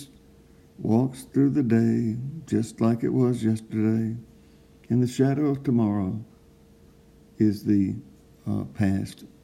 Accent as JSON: {"language": "English", "town": "Hope", "region": "Arkansas", "country": "United States", "also_born_or_lived": "East Texas", "said": "I'm from Hope, Arkansas"}